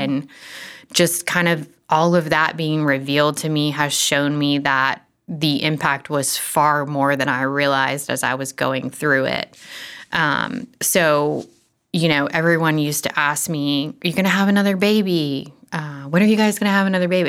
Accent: Florida, United States; moved away as an adult; now in Franklin, United States; we are from Florida and moved to Nashville, well, Franklin, about ten years ago now

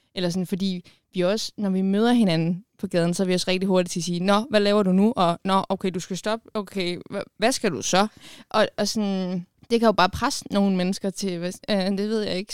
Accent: Bornholm, Capital Region of Denmark, Denmark; jeg er fra Bornholm

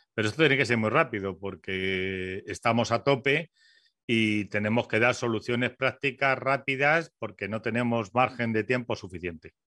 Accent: Spain; somos españoles

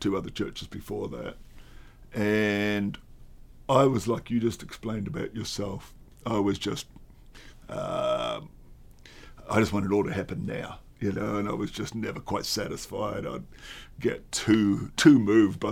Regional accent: Australia; I'm an Australian.

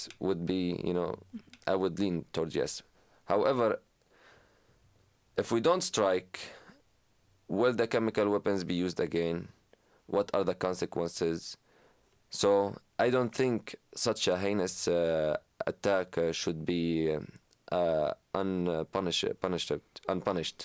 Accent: Syria; now in United States; not only as an American, as a Syrian

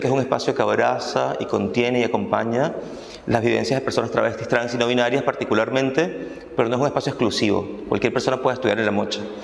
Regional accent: Caracas, Capital District, Venezuela; moved away as an adult; now in Buenos Aires, Argentina; yo nací y crecí en Venezuela, en Caracas

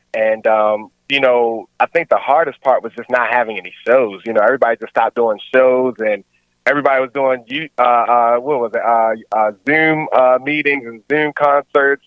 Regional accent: Baltimore, Maryland, United States; also born or lived in Columbia, Maryland / Washington, District of Columbia, United States; I'm originally from Baltimore. Um, however, I mean, I've moved. I moved over to Columbia, Maryland, in my teenage years.

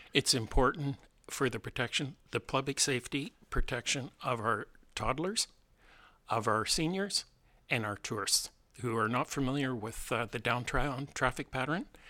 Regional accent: Southern Ontario, Canada; moved away as an adult; also born or lived in Vancouver; now in Salt Spring Island, Canada; my background is I grew up in Southern Ontario

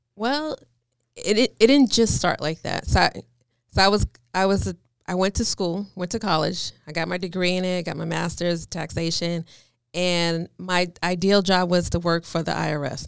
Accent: New York, United States; moved away; I'm from New York, so I was kinda like a little rebel

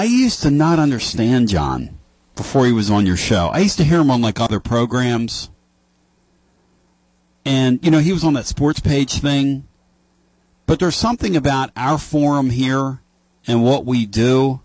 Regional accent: Philadelphia, Pennsylvania, United States; moved away; I grew up in Philly with some great writers

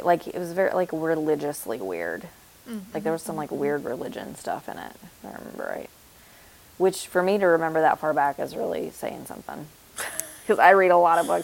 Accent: Tennessee, United States; we're from Tennessee

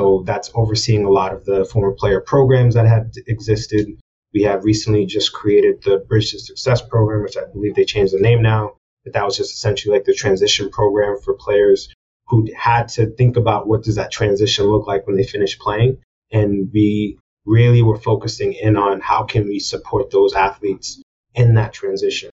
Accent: Boston, Massachusetts, United States; moved away as an adult; also born or lived in New York City; Being born and raised in Boston, Massachusetts

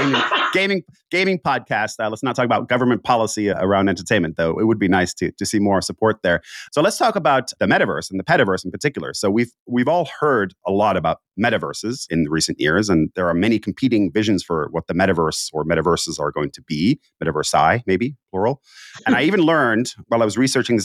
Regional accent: Finland; moved away; I'm from Finland originally

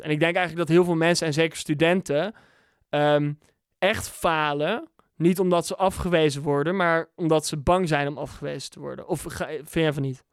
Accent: Bunnik, Utrecht, Netherlands; moved away; also born or lived in England / Amsterdam; Dus ik kwam als dorpse jongen uit Bunnik nog met aardappelen op mijn rug, kwam ik naar Amsterdam

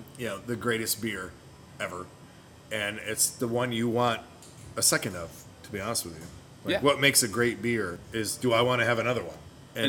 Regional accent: Liverpool, New York, United States; now in High Point, United States; I was born and raised in Liverpool, New York.

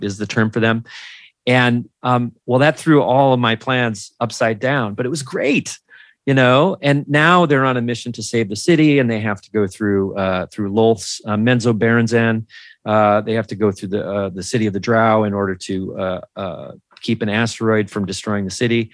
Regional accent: Minnesota, United States; I'm from Minnesota

